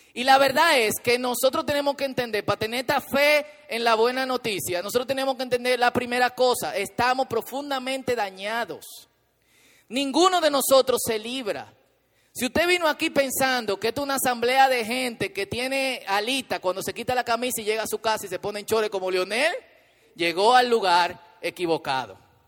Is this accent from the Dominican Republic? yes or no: yes; Dominican Republic; somos dominicanos